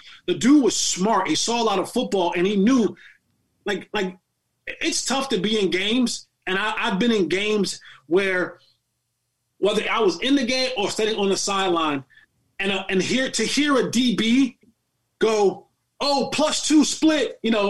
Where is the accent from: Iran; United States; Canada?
United States; New Jersey; Born and raised in Jersey.